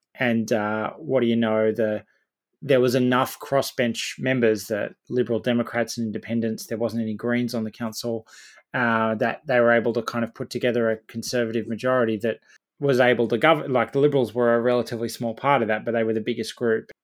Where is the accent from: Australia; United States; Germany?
Australia; Campbelltown, New South Wales; my hometown of Campbelltown